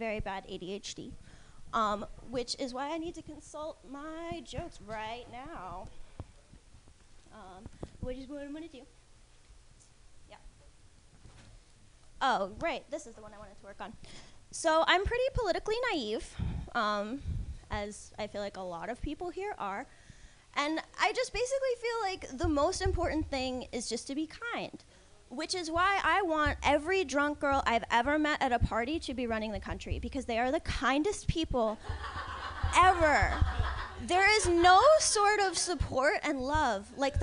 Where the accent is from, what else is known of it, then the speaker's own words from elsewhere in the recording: New Jersey, United States; moved away; I'm not from around here. I'm from New Jersey originally